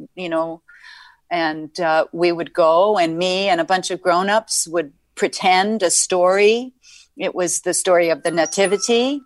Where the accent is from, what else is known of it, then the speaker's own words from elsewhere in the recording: New York, United States; I was born in Manhattan